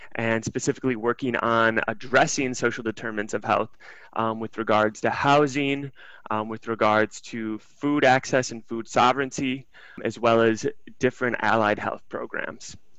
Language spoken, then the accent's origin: English; Milwaukee, Wisconsin, United States; my hometown of Milwaukee